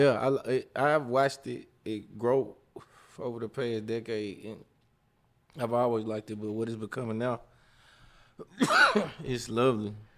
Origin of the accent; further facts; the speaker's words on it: Jackson, Mississippi, United States; now in Atlanta, United States; I'm a import plant. I'm from Jackson, Mississippi, but, you know, I've been here forever and a day. Forever I live in Atlanta